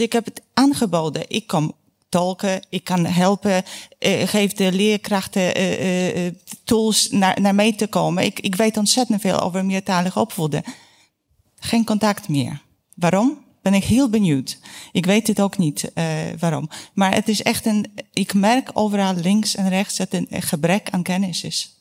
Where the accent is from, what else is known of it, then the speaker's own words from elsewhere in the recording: Poland; Dutch is a second language; now in Netherlands; mijn man is Engels, ik ben Pools